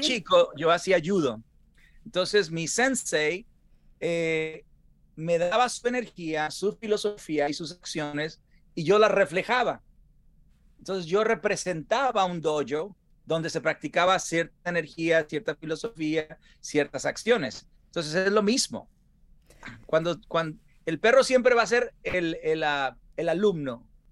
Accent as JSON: {"language": "Spanish", "region": "Sinaloa", "country": "Mexico", "moved": "yes", "said": "como sinaloense, mira, yo crecí con, con todos, pues Salvador Sánchez y todas eh, Pipino Cuevas"}